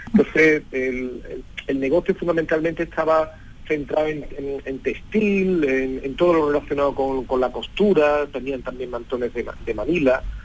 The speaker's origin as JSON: {"language": "Spanish", "town": "Seville", "region": "Andalusia", "country": "Spain", "said": "nosotros somos sevillanos"}